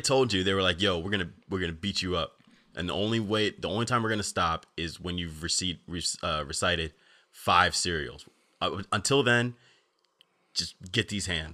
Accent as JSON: {"language": "English", "region": "New Jersey", "country": "United States", "tie": "born or raised there", "said": "I grew up in New Jersey"}